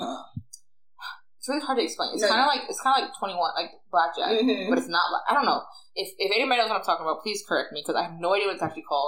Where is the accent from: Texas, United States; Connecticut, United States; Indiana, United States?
Texas, United States; I'm Tejano Texan